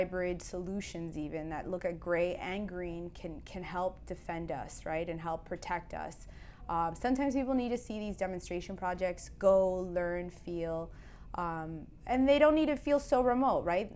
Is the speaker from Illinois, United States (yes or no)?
no; Miami, Florida, United States; You and I grew up here in Miami